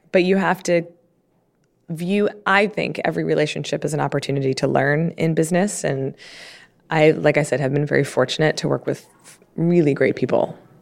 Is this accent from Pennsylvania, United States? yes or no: no; Baltimore, Maryland, United States; I grew up in Baltimore